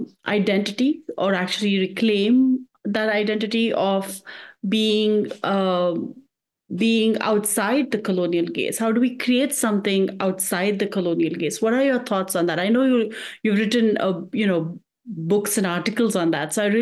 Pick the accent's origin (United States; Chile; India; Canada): India; moved away; I grew up in India